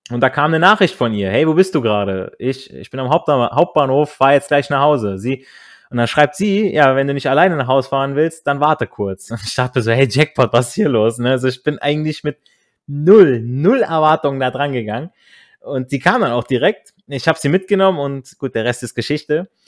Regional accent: Hesse, Germany; war dieses Mädel auch noch aus der Nähe meiner alten Heimat ähm, in, in Nordhessen, an der Grenze von NRW aufgewachsen. Wir hatten dementsprechend schon mal eine Connection als Kinder vom Land

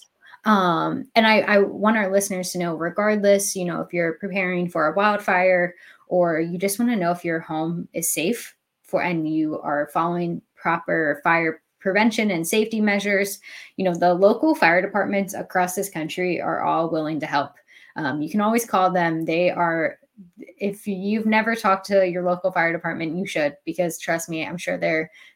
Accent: East Coast, United States; I am from the East Coast. I live on the East Coast.

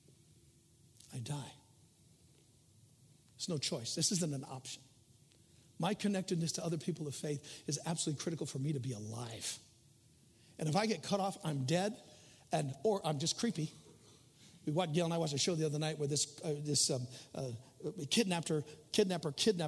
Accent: United States; we are Americans, and I'm glad I'm an American

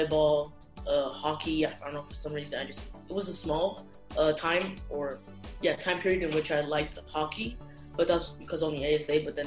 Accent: Luanda, Luanda Province, Angola; I'm originated from Angola, Luanda, Angola. I've been here my whole life, honestly.

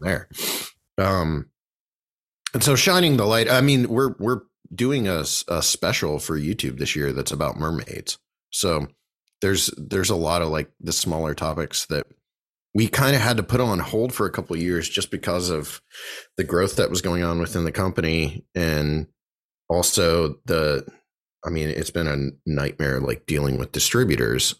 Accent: Bolivar, Ohio, United States; we grew up in Bolivar

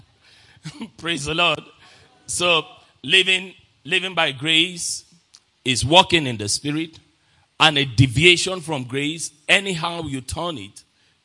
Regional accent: Nigeria; I'm a Nigerian

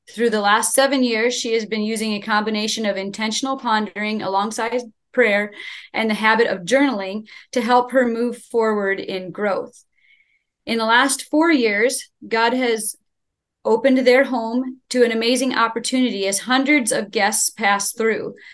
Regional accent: State College, Pennsylvania, United States; we are from State College, Pennsylvania, part of the Followers of Jesus Church here.

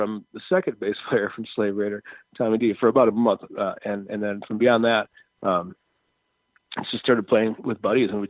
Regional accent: Brooklyn Park, Minnesota, United States; also born or lived in Fridley, Minnesota / Columbia Heights, Minnesota; I was born in Fridley and stuff, but yeah, I grew up, my main years were in Brooklyn Park, Brooklyn Center

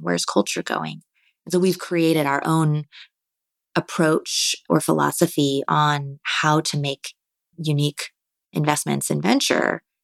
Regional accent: Marin County, California, United States; I grew up in Marin County

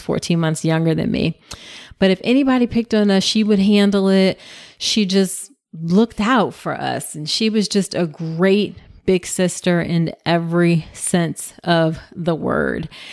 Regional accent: Hampton, Virginia, United States; We grew up in Hampton, Virginia

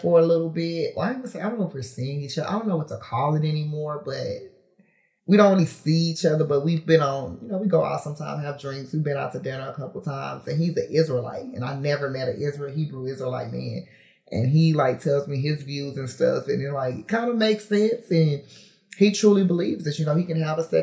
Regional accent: Houston, Texas, United States; I'm from Houston, but I'm from the north side of Houston.

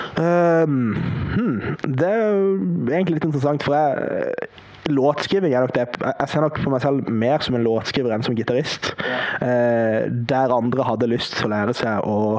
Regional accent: Farsund, Agder, Norway; also born or lived in Kristiansand; Jeg er fra Farsund.

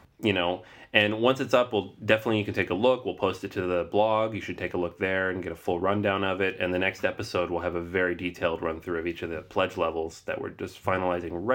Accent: Seattle, Washington, United States; now in Brooklyn, United States; I'm from Seattle and I like to think I don't really have much of an accent

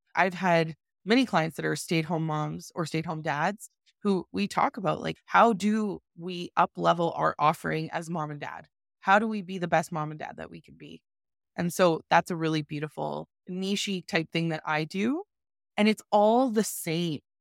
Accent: Calgary, Alberta, Canada; I am from Calgary, Alberta, born and raised

